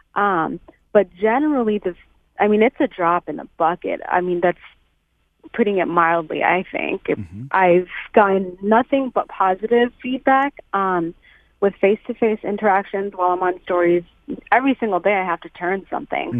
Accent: United States; as a post 9/11 era child, as an American Muslim child to be specific

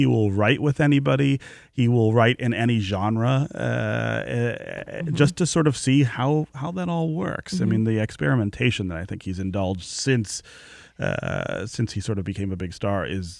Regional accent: Detroit, Michigan, United States; We're both from Detroit.

